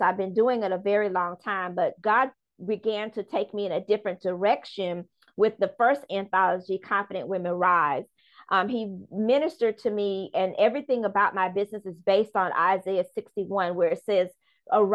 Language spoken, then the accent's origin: English; Charleston, South Carolina, United States; also born or lived in Bronx, New York; I'm originally from the Bronx, New York, where my grandmother raised me up until I was 5 years old. And then my parents migrated to Charleston, South Carolina.